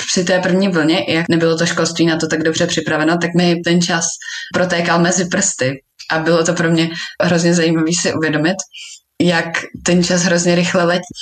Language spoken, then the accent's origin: Czech; Slovakia; Já jsem Slovenka, moji prarodiče jsou na Slovensku.